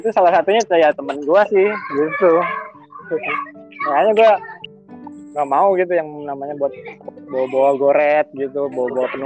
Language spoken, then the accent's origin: Indonesian; Palembang, South Sumatra, Indonesia; now in Jakarta, Indonesia; Iya, gue dari Palembang. Palembang.